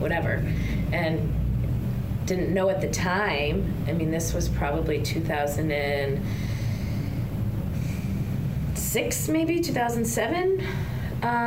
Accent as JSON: {"language": "English", "region": "New Hampshire", "country": "United States", "tie": "born or raised there", "moved": "as an adult", "lives_now": "Kentucky, United States", "said": "I did sports like all growing up. I'm from New Hampshire"}